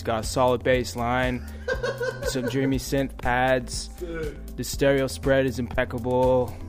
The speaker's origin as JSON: {"language": "English", "town": "Calgary", "region": "Alberta", "country": "Canada", "said": "I'm from Calgary."}